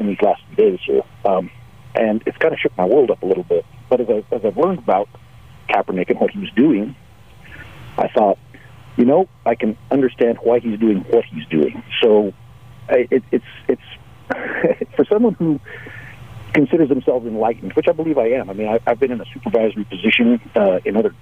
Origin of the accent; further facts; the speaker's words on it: Albuquerque, New Mexico, United States; Growing up in Albuquerque, of course, I was around a lot of Hispanics